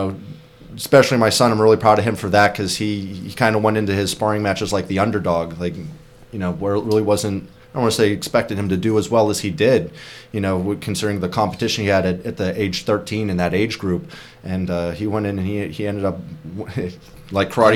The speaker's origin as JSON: {"language": "English", "town": "Pittsburgh", "region": "Pennsylvania", "country": "United States", "tie": "born or raised there", "moved": "as an adult", "lives_now": "Hammonton, United States", "said": "I'm originally from Pittsburgh, and the town I grew up in, it's a very close-knit community."}